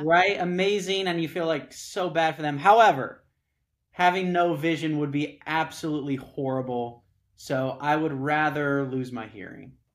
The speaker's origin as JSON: {"language": "English", "region": "Southern California", "country": "United States", "said": "I'm from Southern California, where I live now"}